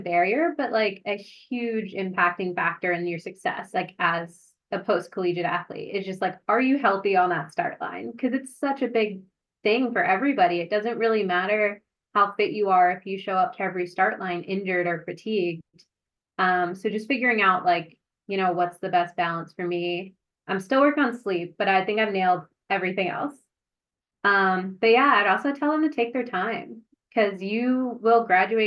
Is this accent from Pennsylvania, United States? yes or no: no; New Jersey, United States; I'm from New Jersey